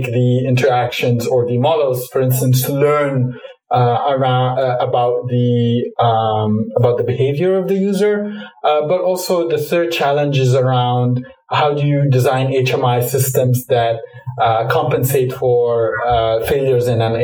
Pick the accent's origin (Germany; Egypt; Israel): Egypt; Cairo, Cairo Governorate; moved away; I grew up in Cairo, Egypt